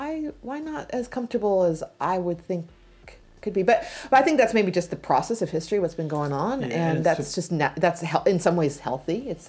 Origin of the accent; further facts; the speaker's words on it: United States; now in New Zealand; I'm American